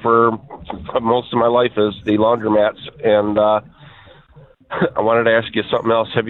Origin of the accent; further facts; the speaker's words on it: Oak Park, Michigan, United States; I grew up in Oak Park